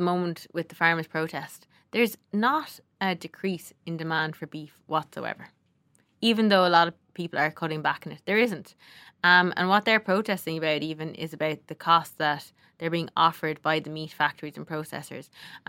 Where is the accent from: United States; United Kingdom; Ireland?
Ireland; And I think as Irish people, like, we have great produce.